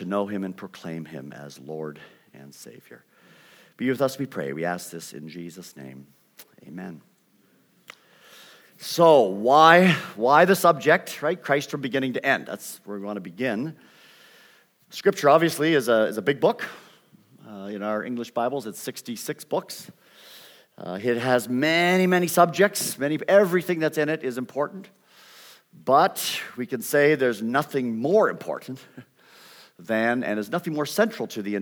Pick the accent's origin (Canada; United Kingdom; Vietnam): Canada; accent: Canadian; moved away as an adult; also born or lived in Vancouver, British Columbia; now in United States; You will pick up a Canadian accent. I've been in the United States since I was 18 years old, but I still maintain it, and students still identify me as Canadian